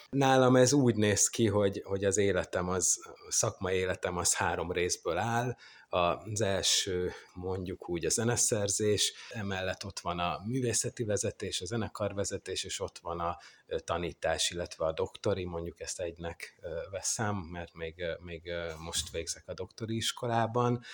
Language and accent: Hungarian; Zalaegerszeg, Zala, Hungary; én Zalaegerszegen nőttem fel